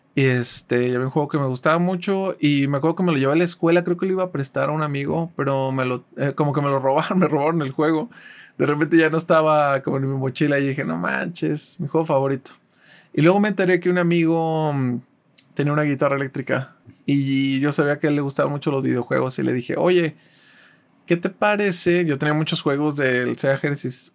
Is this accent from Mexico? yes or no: yes; Guadalajara, Jalisco, Mexico; also born or lived in Tampico / Ciudad Valles; Yo no nací en Guadalajara, pero llevo toda mi vida viviendo aquí. Yo nací en Tampico, vivimos Vivimos ah, mis primeros años en Ciudad Valles, pero desde muy chiquito vivo aquí en Guadalajara.